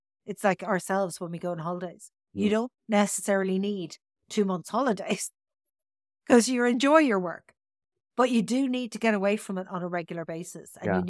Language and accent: English; Tipperary, Munster, Ireland; now in Dublin, Ireland; when I moved into Dublin from Tipperary